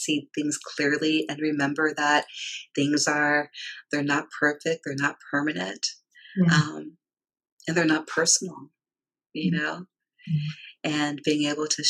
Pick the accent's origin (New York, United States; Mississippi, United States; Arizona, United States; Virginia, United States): Virginia, United States; D.C.; I grew up in the South. I grew up in Virginia, outside of Washington, D.C.